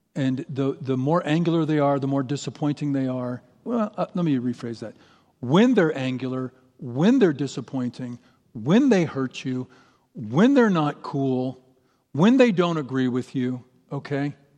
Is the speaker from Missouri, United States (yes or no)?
yes; St. Louis, Missouri, United States; moved away as an adult; now in Boise, United States; I grew up in Saint Louis. I lived in Saint Louis for thirty years